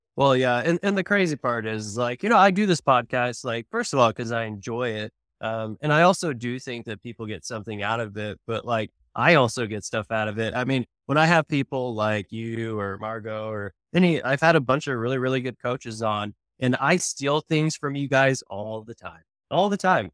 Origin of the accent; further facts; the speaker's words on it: Oklahoma, United States; now in Texas, United States; I'm from Oklahoma. I'm an Oklahoman. I live in Texas now